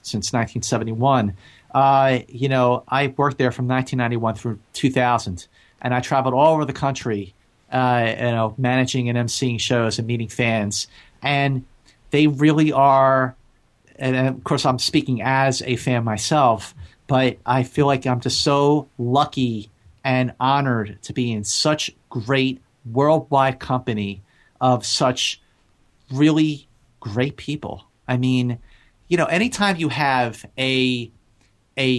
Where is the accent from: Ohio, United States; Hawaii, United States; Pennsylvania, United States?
Pennsylvania, United States; Philadelphia; moved away as an adult; now in California, United States; I grew up, I was born and raised in Philadelphia.